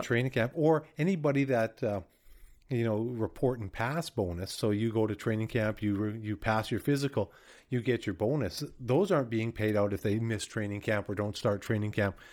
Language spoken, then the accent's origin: English; Winnipeg, Manitoba, Canada; I grew up in Winnipeg